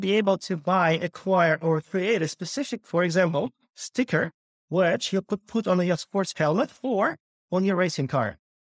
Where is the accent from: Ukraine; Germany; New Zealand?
Ukraine; Kyiv; moved away as an adult; also born or lived in Los Angeles, United States / Santa Monica, United States; I was born and raised in Ukraine, Kyiv